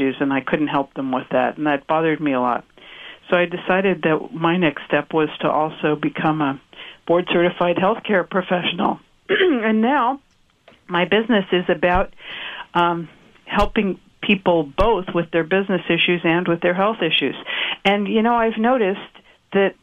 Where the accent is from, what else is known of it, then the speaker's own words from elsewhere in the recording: New York, United States; moved away; also born or lived in Silicon Valley; … and I grew up in New York